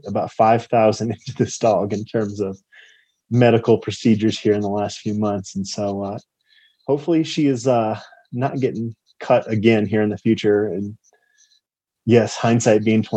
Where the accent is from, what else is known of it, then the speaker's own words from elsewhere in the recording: Phoenix, Arizona, United States; now in Colorado, United States; I'm from Phoenix